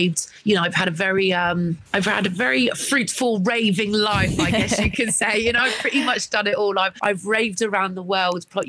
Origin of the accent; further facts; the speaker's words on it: Weston-super-Mare, South West England, United Kingdom; moved away as an adult; also born or lived in London / Ibiza; I grew up in Weston-super-Mare